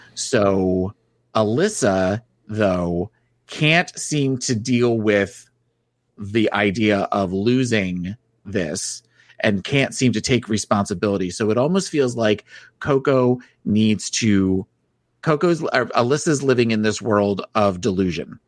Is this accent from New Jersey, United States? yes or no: yes; New Jersey, United States; moved away; I was from New Jersey